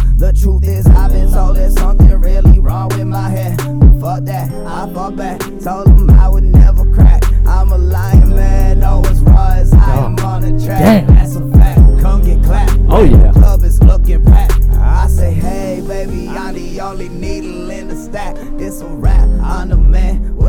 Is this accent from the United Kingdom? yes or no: no; Canada; I am Canadian.